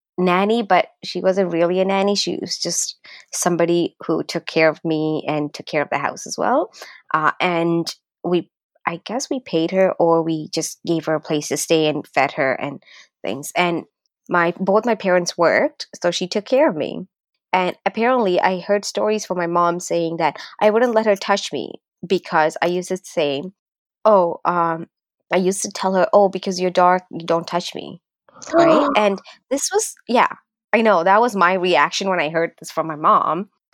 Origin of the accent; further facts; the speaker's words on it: Northern Province, Sri Lanka; also born or lived in Scarborough, Ontario, Canada; now in Canada; I grew up, my childhood days were in Sri Lanka, right? But it was in the northern Sri Lanka, where there's more Tamil population